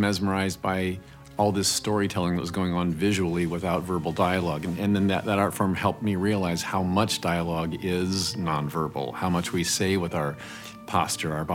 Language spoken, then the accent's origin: English; Indiana, United States; moved away; So I come from Indiana